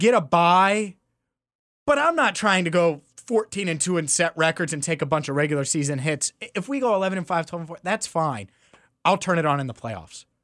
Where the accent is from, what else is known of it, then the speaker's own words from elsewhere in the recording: Cincinnati, Ohio, United States; I'm from Cincinnati